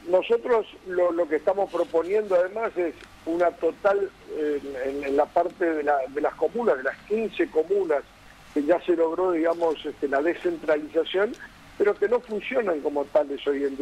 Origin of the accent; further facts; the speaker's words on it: Buenos Aires, Argentina; also born or lived in Corrientes; hace 44 años que vivo en la ciudad de Buenos Aires y nací también en Buenos Aires